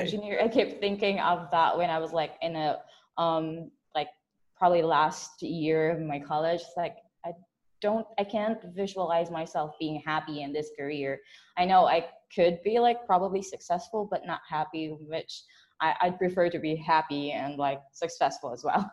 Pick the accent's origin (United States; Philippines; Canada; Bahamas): Philippines; I'm based from the Philippines